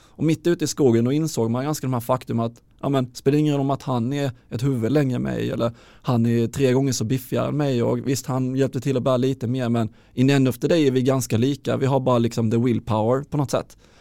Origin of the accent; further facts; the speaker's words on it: Halmstad, Halland County, Sweden; moved away as an adult; also born or lived in Luleå; jag är från Halmstad från början